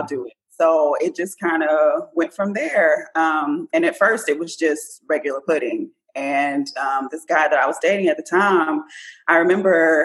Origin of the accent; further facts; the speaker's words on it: Port Arthur, Texas, United States; I am from Port Arthur, Texas.